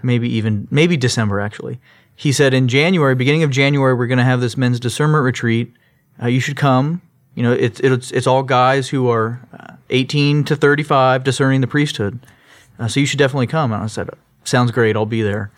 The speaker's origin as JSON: {"language": "English", "town": "Sugar Land", "region": "Texas", "country": "United States", "tie": "born or raised there", "also_born_or_lived": "Long Beach, California / Orange, California", "said": "I grew up in Sugarland. I was actually born in California in Long Beach"}